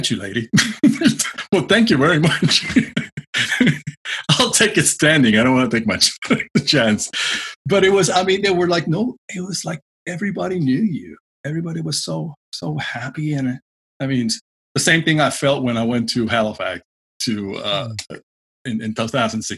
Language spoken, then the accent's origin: English; Puerto Rico; growing up in Puerto Rico